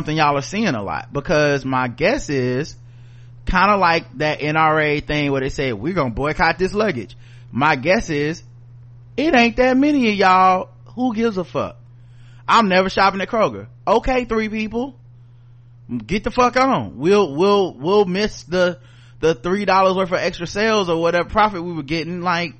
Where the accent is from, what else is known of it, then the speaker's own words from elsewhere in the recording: North Carolina, United States; we're from North Carolina